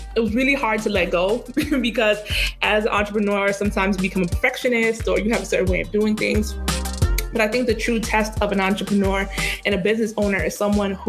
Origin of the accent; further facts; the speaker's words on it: Boston, Massachusetts, United States; growing up in Boston, so I moved around Massachusetts, but growing up in Boston was hard